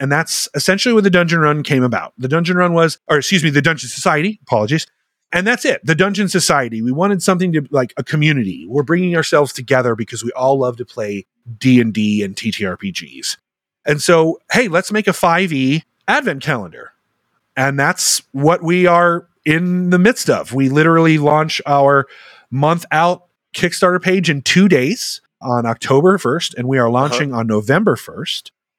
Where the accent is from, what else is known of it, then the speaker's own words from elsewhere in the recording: Germany; I grew up in Germany because I grew up in a military family.